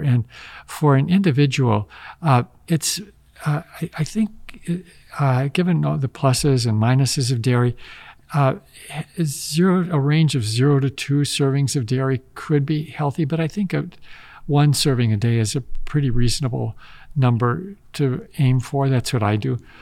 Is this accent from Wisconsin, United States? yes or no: yes; Wisconsin, United States; moved away; growing up in Wisconsin